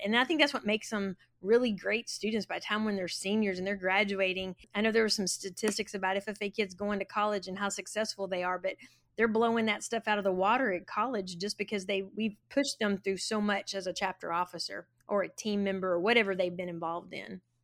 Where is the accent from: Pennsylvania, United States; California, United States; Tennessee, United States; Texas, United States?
Texas, United States; Florence; I went K through twelve at Florence High School, and then went to Tarleton State University, and then, uh, came back to Florence